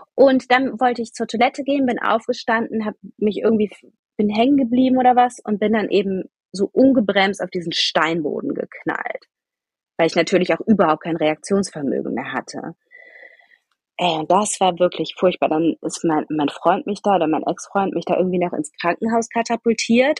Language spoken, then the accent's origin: German; Wuppertal, North Rhine-Westphalia, Germany; moved away; also born or lived in Munich / Rosenheim; Ich komme ursprünglich aus Wuppertal.